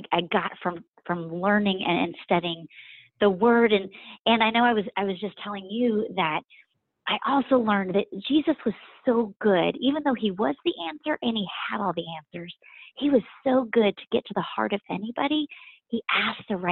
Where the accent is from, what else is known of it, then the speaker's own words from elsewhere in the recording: Turpin, Oklahoma, United States; now in Atlanta, United States; I grew up in the Oklahoma Panhandle. So literally in Turpin, Oklahoma is the town.